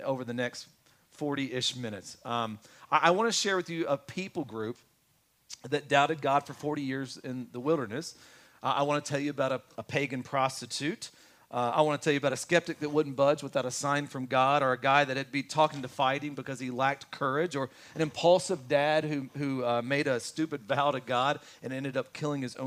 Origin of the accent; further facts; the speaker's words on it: Kentucky, United States; I'm from Kentucky